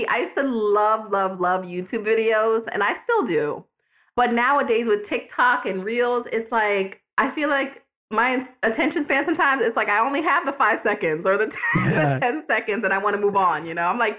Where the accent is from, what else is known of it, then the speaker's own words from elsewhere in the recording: New York, United States; now in Florida, United States; I'm from New York